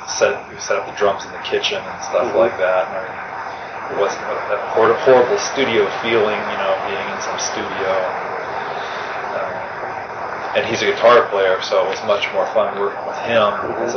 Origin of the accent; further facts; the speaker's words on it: Akron, Ohio, United States; moved away as an adult; I grew up in Akron.